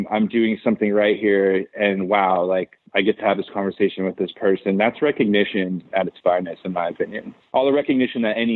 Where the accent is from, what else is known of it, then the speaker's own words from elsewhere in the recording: Southern California, United States; I am from Southern California, so obviously it's like right, fucking … 's like the coolest shit ever to me.